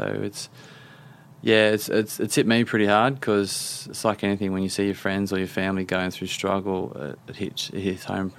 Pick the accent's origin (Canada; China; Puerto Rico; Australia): Australia; now in London, United Kingdom; I'm an Aussie living in London.